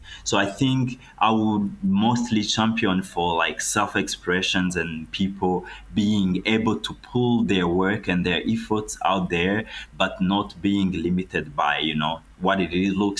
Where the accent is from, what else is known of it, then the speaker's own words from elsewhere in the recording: Rwanda; also born or lived in Florence, Italy; my home country, Rwanda